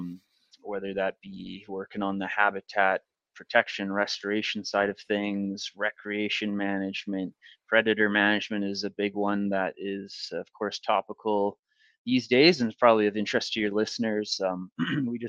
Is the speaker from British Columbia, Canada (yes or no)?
yes; the Kootenays, British Columbia, Canada; also born or lived in Northern Ontario / Prince George, British Columbia; my family moved out from Northern Ontario when I was fairly young, moved to BC. And so I grew up in the Kootenays